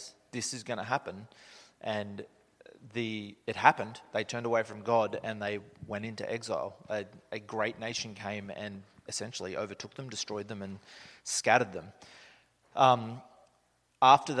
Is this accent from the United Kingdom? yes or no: no; Australia; moved away as an adult; now in Canada; I'm from Australia. I've been upside down my whole life.